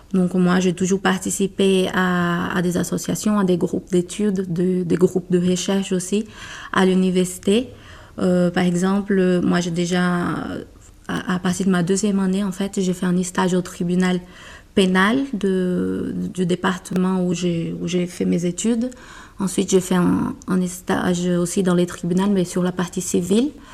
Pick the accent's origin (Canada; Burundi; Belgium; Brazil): Brazil; French is a second language; moved away as an adult; now in France; je suis brésilienne